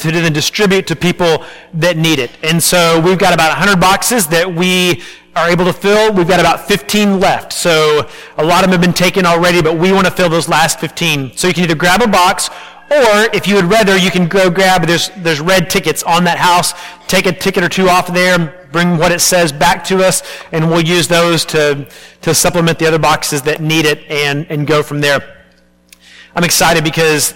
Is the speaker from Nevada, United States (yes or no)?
no; Arlington, Texas, United States; I grew up in Arlington, Texas